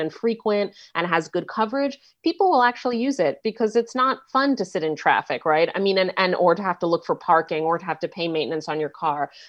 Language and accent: English; New York City, New York, United States; moved away; I'm from New York City, right, and so I grew up, I don't live there anymore, but I grew up, um, um, riding mass transit